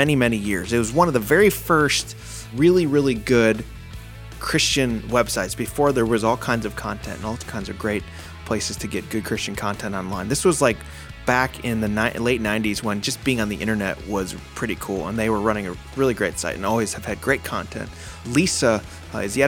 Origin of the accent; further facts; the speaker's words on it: Chicago, Illinois, United States; I was born and raised in the Chicago area